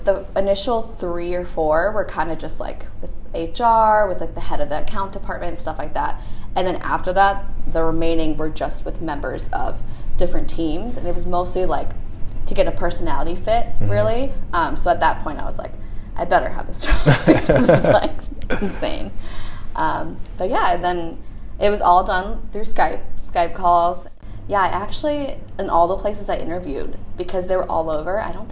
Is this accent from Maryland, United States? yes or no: no; Chicago suburbs, Illinois, United States; moved away as an adult; now in San Francisco, United States; I'm originally from the Chicago suburbs